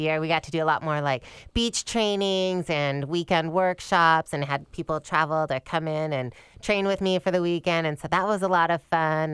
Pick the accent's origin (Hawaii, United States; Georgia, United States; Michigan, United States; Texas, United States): Michigan, United States; also born or lived in East Lansing, Michigan; I grew up in Michigan